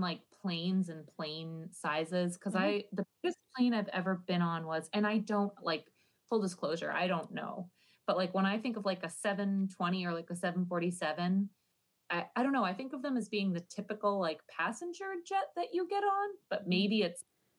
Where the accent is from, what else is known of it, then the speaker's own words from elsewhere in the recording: Ireland; But pleasure, it's probably because I'm Irish and I'm not allowed to have any kind of.